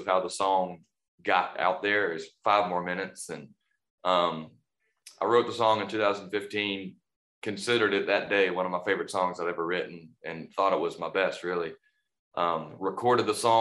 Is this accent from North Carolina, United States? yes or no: yes; North Carolina, United States; it's where I'm born and raised